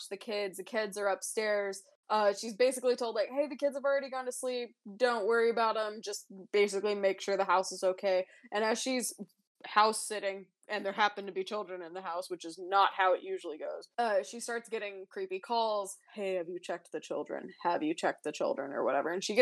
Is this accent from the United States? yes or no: yes; Cherokee Nation, Oklahoma, United States; we grew up in the Cherokee Nation, and we lived 15 minutes from one of the casinos